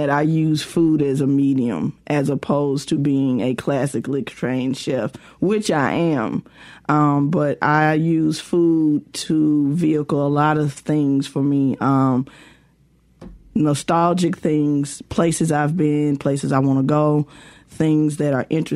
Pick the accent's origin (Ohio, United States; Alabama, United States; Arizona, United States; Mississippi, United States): Mississippi, United States; West Point; growing up in West Point during the summers